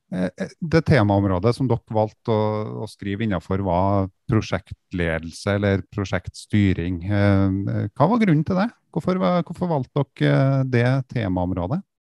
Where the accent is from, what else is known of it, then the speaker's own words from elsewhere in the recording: the region of Ski Tour 2020, Trøndelag, Norway; accent: Trøndelag dialect; i regionen som dialekta mi kommer fra